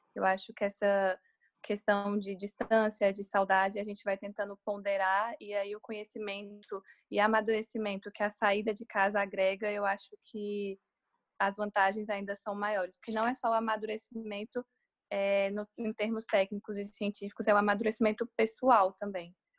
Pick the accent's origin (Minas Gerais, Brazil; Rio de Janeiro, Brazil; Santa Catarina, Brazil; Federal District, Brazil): Federal District, Brazil; Brasília; moved away as an adult; now in São Paulo, Brazil; eu sou de Brasília